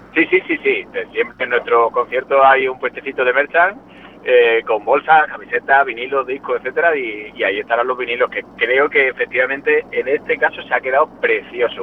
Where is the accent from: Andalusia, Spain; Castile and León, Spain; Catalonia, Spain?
Andalusia, Spain; Jaén; moved away as an adult; now in Madrid, Spain; Somos cordobeses. Bueno, yo en concreto de Jaén.